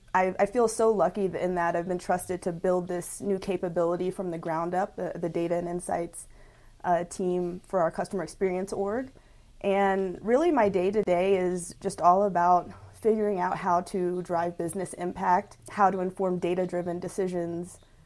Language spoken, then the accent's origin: English; Lawnside, New Jersey, United States; also born or lived in Houston, United States; So I'm originally from Houston, Texas. I was born there. And I went to junior high and high school, actually, in South Jersey, in Lawnside, New Jersey.